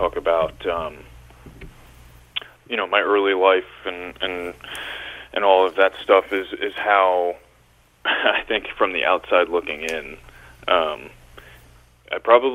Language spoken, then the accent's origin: English; Hershey, Pennsylvania, United States; also born or lived in Little Rock, Arkansas; Pretty early on in my life, we moved up to Hershey, Pennsylvania, and that was really where I grew up. I've pretty much spent my whole life in Pennsylvania